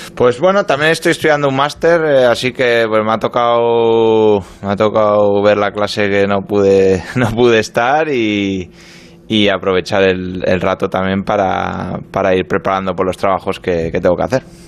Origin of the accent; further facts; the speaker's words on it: Pamplona, Navarre, Spain; moved away as an adult; also born or lived in Marseille, France; now in London, United Kingdom; me fui muy joven de Pamplona, me fui con 20 años de Osasuna, viví, dos años en Francia, en Marsella y bueno, pues ya llevo nueve